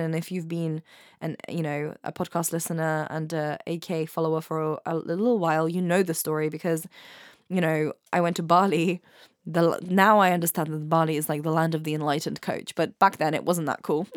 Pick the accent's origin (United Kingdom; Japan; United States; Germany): United Kingdom; England; also born or lived in Ukraine; I studied in Ukraine for the first few years of my life. So I grew up in England and in Ukraine